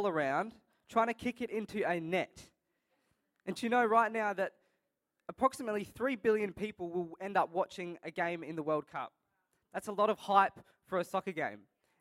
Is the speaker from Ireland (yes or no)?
no; Adelaide, South Australia, Australia; I'm born and raised in Adelaide